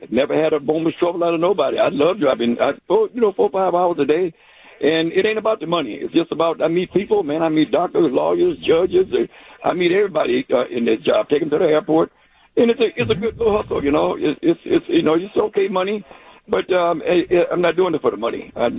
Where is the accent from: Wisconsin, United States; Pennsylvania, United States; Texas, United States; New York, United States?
Wisconsin, United States; Milwaukee; I'm born and raised in Milwaukee